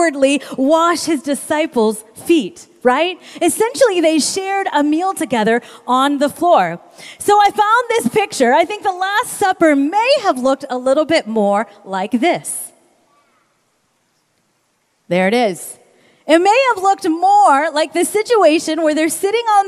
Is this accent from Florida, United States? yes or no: no; Kansas, United States; I grew up in Kansas.